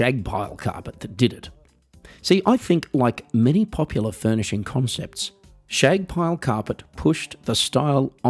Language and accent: English; Australia; accent: Australian; now in Germany; I live in Germany, folks, even though I'm Australian, as you might be able to tell from the accent